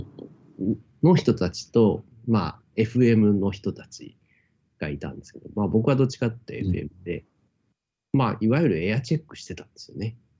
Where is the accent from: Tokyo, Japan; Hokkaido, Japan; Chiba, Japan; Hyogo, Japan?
Tokyo, Japan; 僕は東京で生まれ育ったので